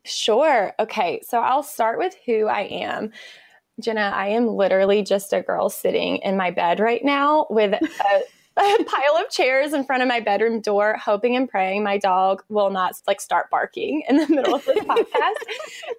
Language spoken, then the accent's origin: English; Eastern North Carolina, United States; moved away as an adult; now in Raleigh, United States; I grew up in a small town in North Carolina. I live in Raleigh now, but I grew up in Eastern North Carolina in a really small town